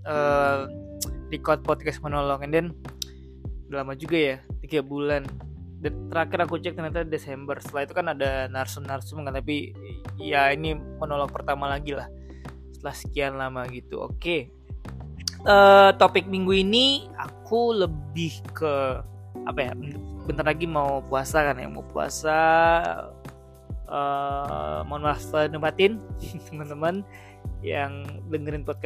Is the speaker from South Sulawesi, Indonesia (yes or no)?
no; Padang, West Sumatra, Indonesia; nah aku kan orang Padang kan ya maksudnya uh, mungkin kamu juga bukan orang